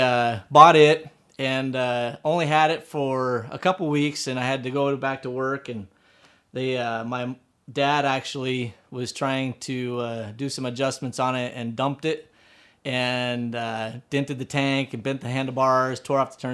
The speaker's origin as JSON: {"language": "English", "region": "Alaska", "country": "United States", "tie": "born or raised there", "also_born_or_lived": "Phoenix, Arizona", "said": "I grew up in Alaska as a commercial fisherman"}